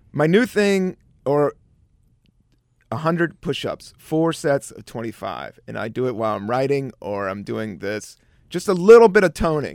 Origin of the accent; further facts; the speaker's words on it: East Coast, United States; moved away as an adult; also born or lived in San Francisco; now in New York, United States; I was from the East Coast.